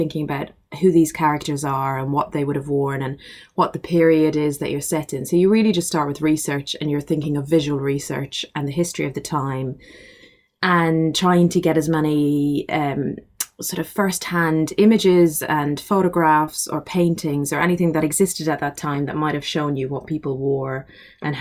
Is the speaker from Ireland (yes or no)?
yes; Ireland; I grew up in Ireland